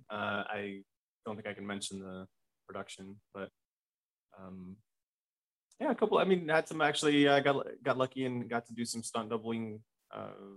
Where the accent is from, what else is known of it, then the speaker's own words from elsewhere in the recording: Los Angeles, California, United States; growing up in Los Angeles